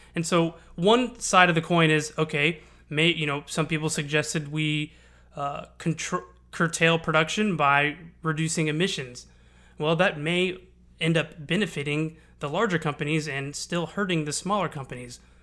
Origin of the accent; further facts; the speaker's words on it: Houston, Texas, United States; I'm born and raised in Houston. I've lived here for thirty years